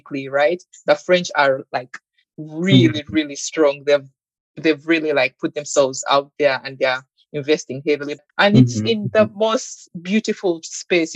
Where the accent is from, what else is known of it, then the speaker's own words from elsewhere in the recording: Uganda; moved away as an adult; I'm from Uganda